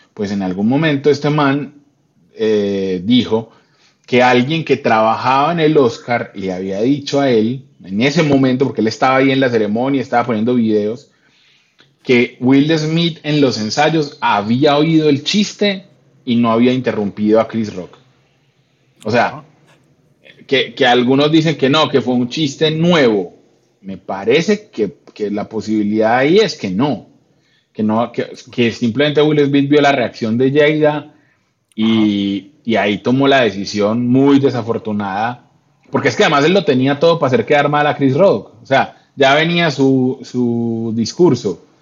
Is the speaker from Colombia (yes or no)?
yes; Colombia; como colombiano